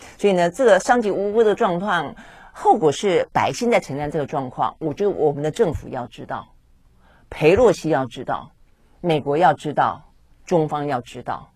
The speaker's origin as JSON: {"language": "Chinese", "country": "Taiwan", "said": "我们台湾人民"}